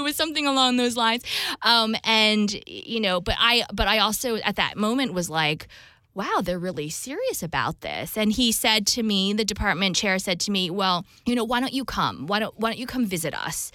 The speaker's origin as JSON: {"language": "English", "region": "New Jersey", "country": "United States", "tie": "born or raised there", "said": "I'm Taiwanese American, so I'm dual Taiwan U S citizenship, and grew up in New Jersey"}